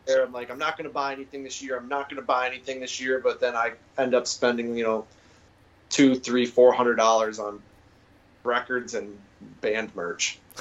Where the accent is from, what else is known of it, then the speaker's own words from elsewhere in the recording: Massachusetts, United States; moved away; also born or lived in Phoenix, Arizona / Tacoma, Washington; I'm originally from Massachusetts